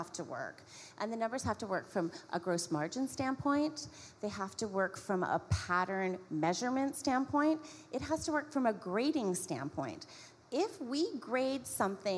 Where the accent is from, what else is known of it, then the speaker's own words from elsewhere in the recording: Niagara Falls, Ontario, Canada; I was born in Niagara Falls. I'm fifth generation Canadian, so I have a long history. They settled. I grew up in a suburban town.